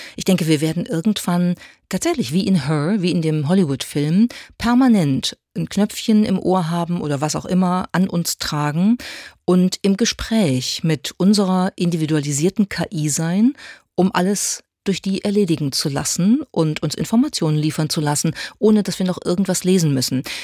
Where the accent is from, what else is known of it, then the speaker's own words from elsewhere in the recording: Germany; bei uns in Deutschland